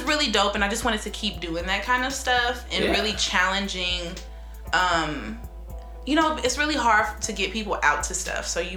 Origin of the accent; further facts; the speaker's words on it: Chicago, Illinois, United States; moved away as an adult; now in St. Louis, United States; I'm from Chicago